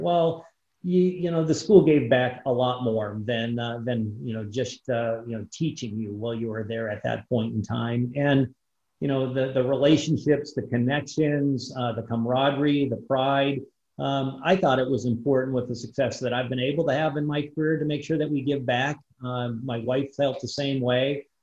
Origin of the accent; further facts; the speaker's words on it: Iron Mountain, Michigan, United States; my hometown in Iron Mountain